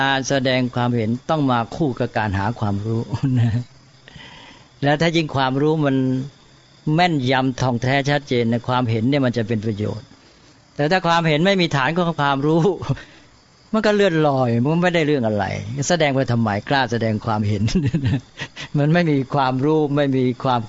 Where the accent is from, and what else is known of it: Thailand